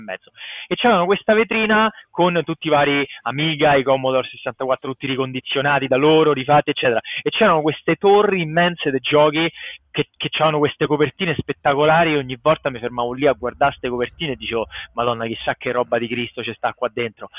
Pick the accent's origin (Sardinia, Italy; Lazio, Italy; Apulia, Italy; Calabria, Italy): Lazio, Italy; Rome; moved away as an adult; also born or lived in United States / Finland; sono cresciuto a Magliana